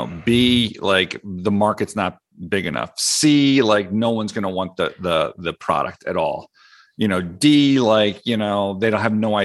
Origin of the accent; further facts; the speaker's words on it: Philadelphia, Pennsylvania, United States; accent: Philly; my Philly accent